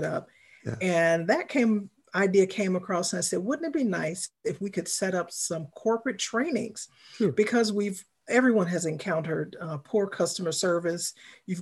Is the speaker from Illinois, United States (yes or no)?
yes; Chicago, Illinois, United States; I am from Chicago